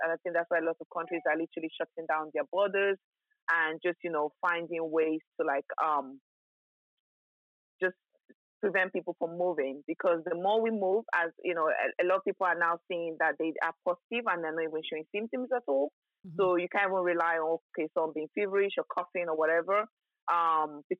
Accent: Lagos, Nigeria; now in United Kingdom; I was born in Nigeria and I grew up in Nigeria. So Nigeria was home for me for a very, very long time

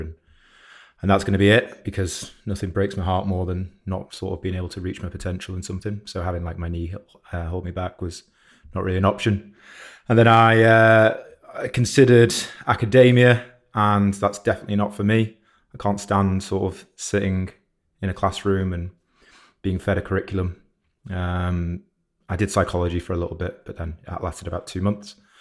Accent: Shropshire, West Midlands, United Kingdom; now in Manchester, United Kingdom; I'm not from Manchester. I'm from Shropshire originally.

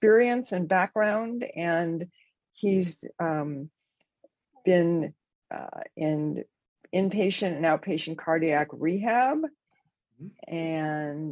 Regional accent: Los Angeles, California, United States; now in Northern California, United States; I'm from Los Angeles. I grew up there, moved up to Northern California

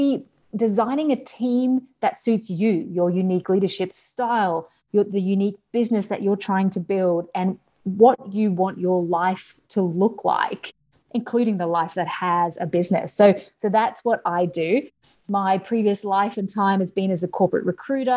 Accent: Australia; accent: Australian; As you can tell from my accent, I'm Australian, so I'm all the way over in Australia

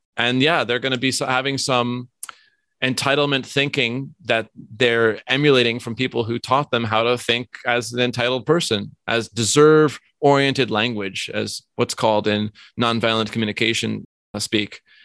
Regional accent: New York, United States; moved away; also born or lived in Vermont; I grew up in New York

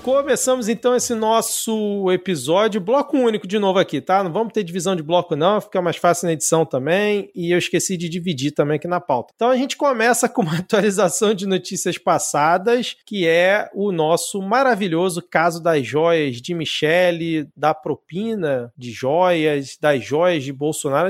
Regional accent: Rio de Janeiro, Brazil; como um bom carioca

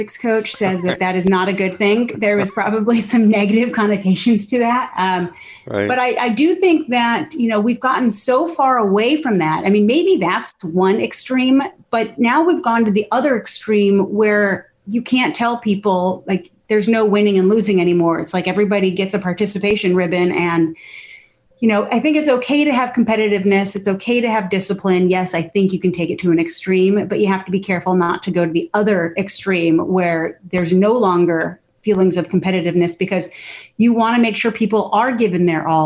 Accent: Scottsdale, Arizona, United States; I'm from the Southwest. I was born and raised in Scottsdale, Arizona

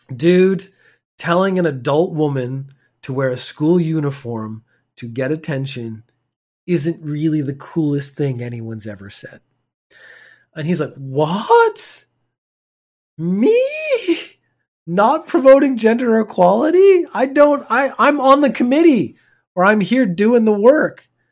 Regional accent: Canada; moved away; I'm a Canadian.

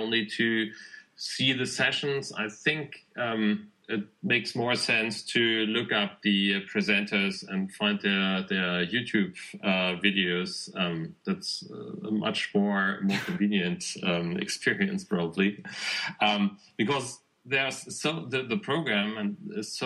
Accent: Hamburg, Germany; I'm from Hamburg, Germany

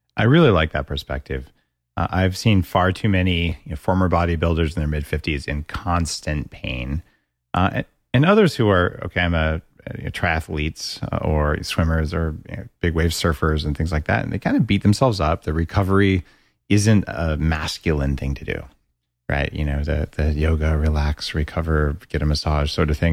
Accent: United States; moved away; also born or lived in Canada; I'm American

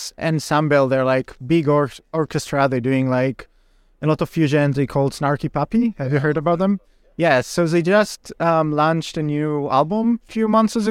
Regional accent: Israel; English is a second language; I'm originally from Israel, so there is like a Rand Corporation study about China's economic statecraft in Israel

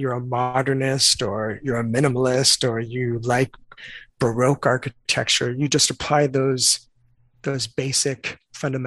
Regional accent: Southern California, United States; I grew up in Southern California

